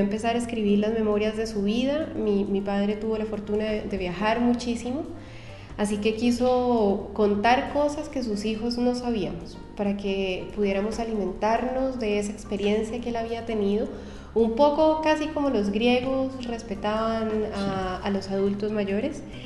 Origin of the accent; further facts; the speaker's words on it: Cali, Valle del Cauca, Colombia; moved away as an adult; also born or lived in Bogotá, Colombia; now in Chile; soy colombiana de, de, origen, nací en Cali, que es una ciudad que queda en el occidente de Colombia